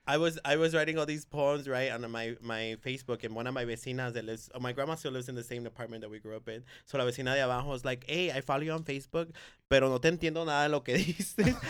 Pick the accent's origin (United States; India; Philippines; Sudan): United States; Bay Area, California; born or raised there; also born or lived in Guerrero, Mexico